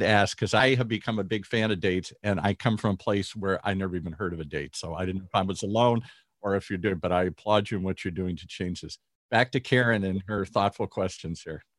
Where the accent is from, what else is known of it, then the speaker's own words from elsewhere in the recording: Midwest, United States; moved away as an adult; now in Southern California, United States; I grew up in the Midwest